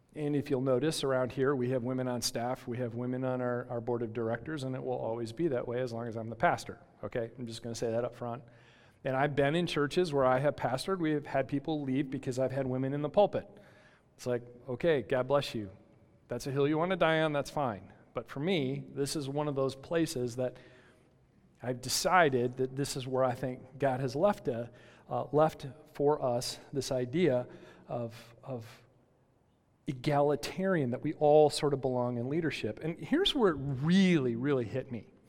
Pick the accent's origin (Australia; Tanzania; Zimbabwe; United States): United States; West Michigan; I grew up in West Michigan